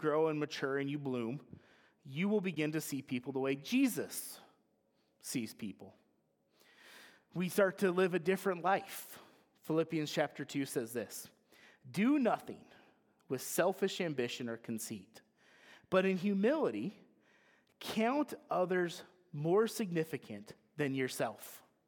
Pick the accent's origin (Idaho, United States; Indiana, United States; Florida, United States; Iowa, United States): Idaho, United States; When I was growing up in the Silver Valley